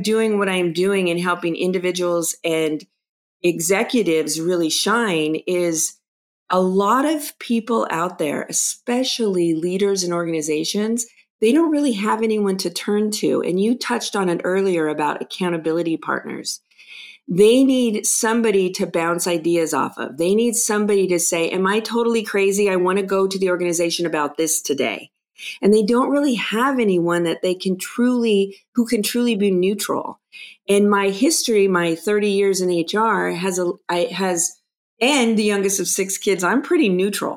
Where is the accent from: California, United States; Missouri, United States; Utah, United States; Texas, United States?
California, United States; Los Angeles; growing up in Los Angeles, I was the youngest of six kids